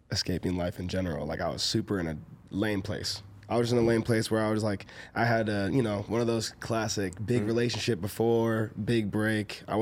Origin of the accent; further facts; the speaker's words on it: Michigan, United States; I've snowboarded my whole life. I'm from Michigan